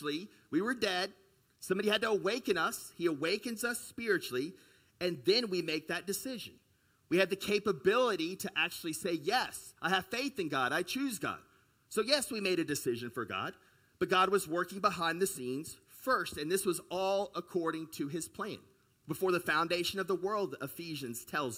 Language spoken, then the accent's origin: English; United States; also born or lived in China; we grew up in the United States and even in the West in a very individualistic country